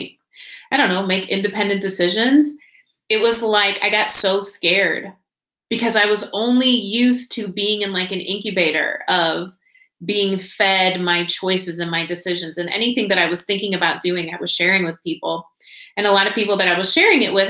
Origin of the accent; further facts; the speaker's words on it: Indiana, United States; moved away as an adult; also born or lived in Nashville; I was born and raised in Indiana